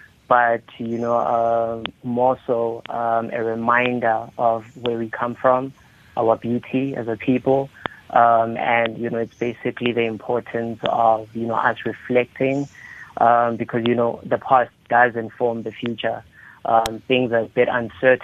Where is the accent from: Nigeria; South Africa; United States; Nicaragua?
South Africa; border of Lesotho, Free State; also born or lived in Thabong, Free State, South Africa; I was born in Thabong in South Africa. That's a small town in the Free State. But I grew up on the border of Lesotho